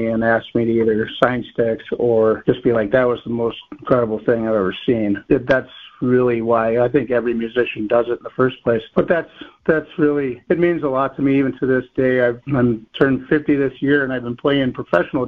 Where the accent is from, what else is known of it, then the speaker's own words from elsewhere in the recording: northern Wisconsin, United States; moved away; I'm originally from Wisconsin, in a northern Wisconsin area, a little town called Chicago Lake, Wisconsin